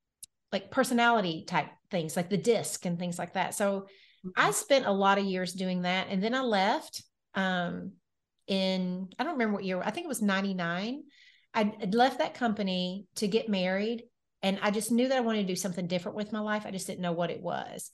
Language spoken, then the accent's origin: English; Nashville, Tennessee, United States; I am from Nashville, Tennessee. I am so born, cool, bred, and raised here.